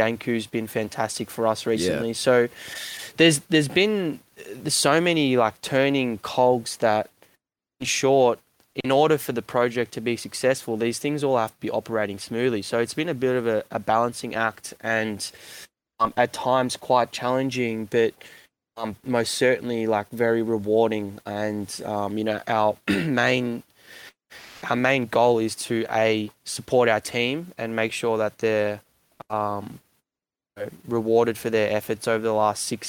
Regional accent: Melbourne, Victoria, Australia; I'm from Melbourne

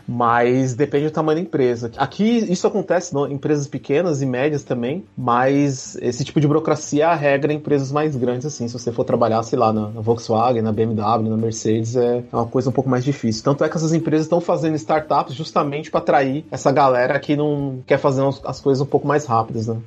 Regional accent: São Paulo, Brazil; moved away as an adult; also born or lived in Campinas; now in Berlin, Germany; Sou de São Paulo, capital, mas eu tenho um pezinho ali em Minas, ali. Né? Minha família é de Minas Gerais

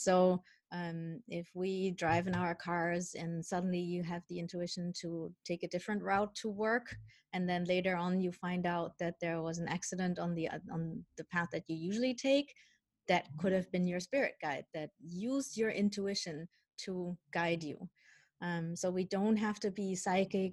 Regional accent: Germany; also born or lived in Colombia; I was born in Colombia. Um, my birth mother is of indigenous ancestry, so what U.S. people would call Native American in Canada, First um, Nations um, and my dad I don't know anything about. Um, because when I was one year old, my mom gave me up for adoption, and I was adopted by my parents who are from Holland, but I grew up in mm-hmm. Germany

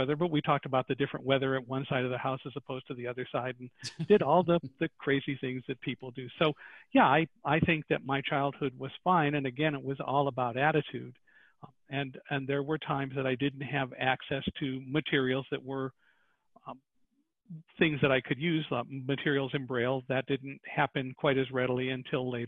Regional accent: Chicago, Illinois, United States; I was born in Chicago, by the way, in 1950

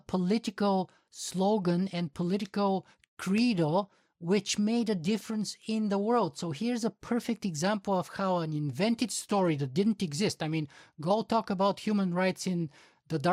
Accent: Bulgaria; I'm from Bulgaria

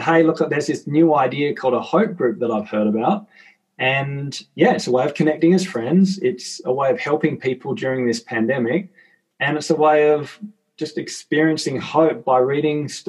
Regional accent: Tasmania, Australia; I'm from Tassie, so for context, we've got 500,000 people across our entire state

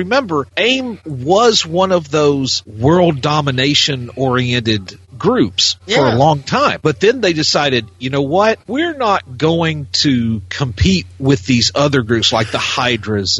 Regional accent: Alabama, United States; Alabama, my home state

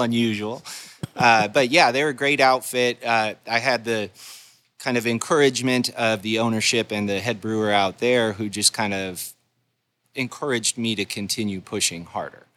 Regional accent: Golden, Colorado, United States; moved away; I grew up in Golden, Colorado

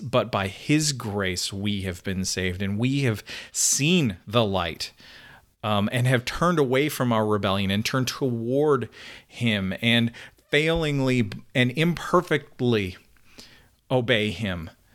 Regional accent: Canada; now in United States; I'm a Canadian

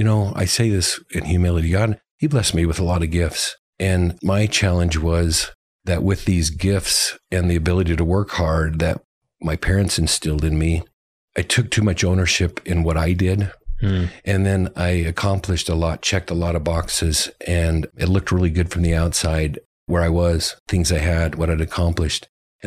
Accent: Eagle, Idaho, United States; I'm from Eagle, Idaho, just outside of Boise

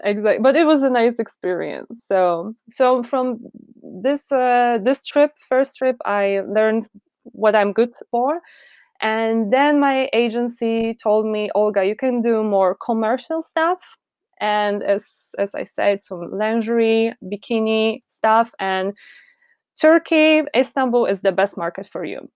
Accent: Poznań, Greater Poland, Poland; English is a second language; also born or lived in Warsaw; I'm from Poland

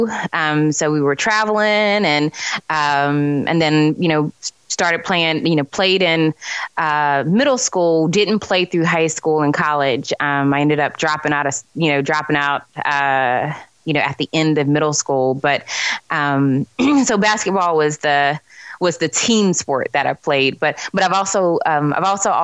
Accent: Charlotte, North Carolina, United States; also born or lived in Greensboro, North Carolina; I'm from Charlotte, North Carolina

